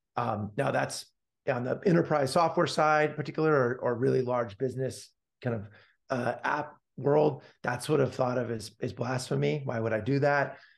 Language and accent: English; Palo Alto, California, United States; I was born and raised, got hit by the lucky pitch, so to speak, to be born and raised in Palo Alto, California